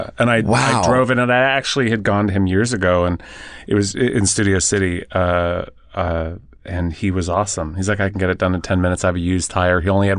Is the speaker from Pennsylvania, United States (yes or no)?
no; Los Angeles, California, United States; I'm from Los Angeles, but I did go to Burbank High School.